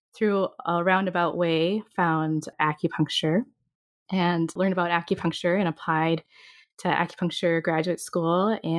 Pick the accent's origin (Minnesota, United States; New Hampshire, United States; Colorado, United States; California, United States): Minnesota, United States; I'm from Minnesota.